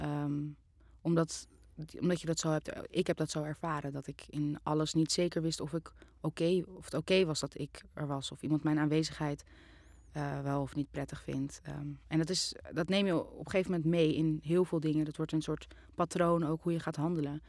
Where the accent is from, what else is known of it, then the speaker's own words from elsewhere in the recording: Amsterdam, North Holland, Netherlands; ik ben in Amsterdam geboren in 1998